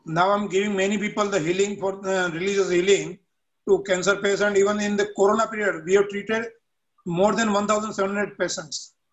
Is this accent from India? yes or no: yes; Mumbai, Maharashtra, India; I am from India, Mumbai.